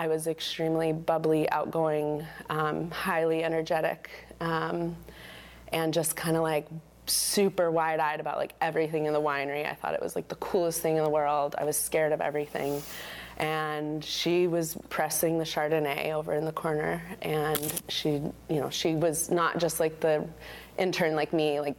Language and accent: English; Colorado, United States; moved away; growing up in Colorado